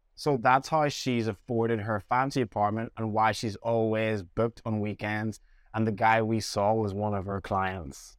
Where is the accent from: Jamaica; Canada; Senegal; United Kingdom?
Jamaica; my family that I had around me growing up in Jamaica